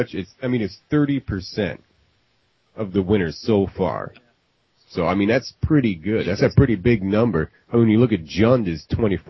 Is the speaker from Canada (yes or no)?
no; Minnesota, United States; Minnesota, where we're from.